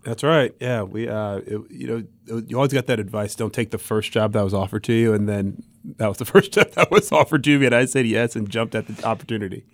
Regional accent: Columbus, Ohio, United States; moved away as an adult; also born or lived in Augusta, Georgia; I'm from Columbus, Ohio

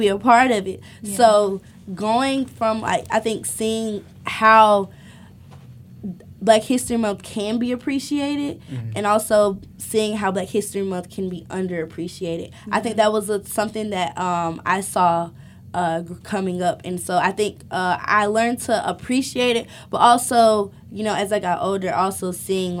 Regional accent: Alabama, United States; I'm from the South. I'm from Alabama

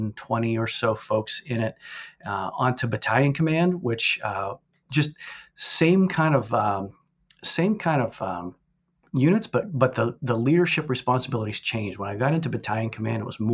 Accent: Wheeling, West Virginia, United States; moved away; also born or lived in Athens, Ohio; born and raised in Wheeling, West Virginia. I was a child of Appalachia

